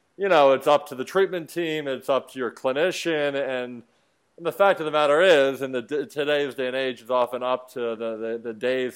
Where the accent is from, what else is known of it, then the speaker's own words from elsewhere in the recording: Philadelphia, Pennsylvania, United States; also born or lived in Washington, D.C.; I grew up in Philly.